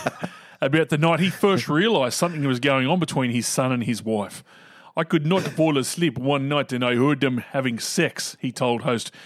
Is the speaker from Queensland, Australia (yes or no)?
yes; Queensland, Australia; now in Adelaide, Australia; As a Queenslander living in Adelaide, I'm so over the pro-crow media, it's just like living in Brisbane and putting up with Broncos supporters.